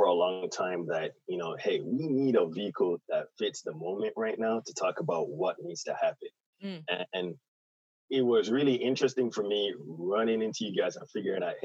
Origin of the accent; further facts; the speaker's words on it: Jamaica; at heart, I'm an island boy. So I'm from Jamaica